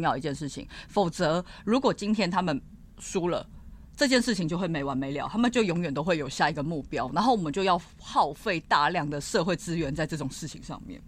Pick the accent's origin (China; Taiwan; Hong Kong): Taiwan; 我们就是出生在台湾，所以认同台湾是很自然的一件事情